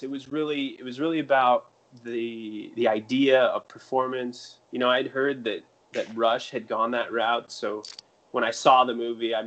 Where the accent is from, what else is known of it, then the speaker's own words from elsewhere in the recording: Greeley, Colorado, United States; I grew up in Greeley, Colorado, which at that time had the largest feedlot on earth